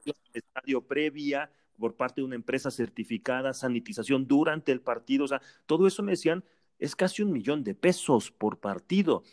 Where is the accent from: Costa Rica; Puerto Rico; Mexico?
Mexico